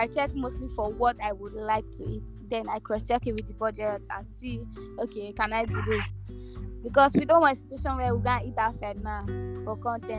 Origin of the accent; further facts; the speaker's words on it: Nigeria; I'm Nigerian.